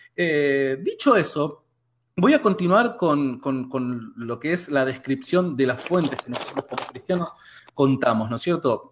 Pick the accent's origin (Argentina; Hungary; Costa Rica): Argentina; que somos acá de Argentina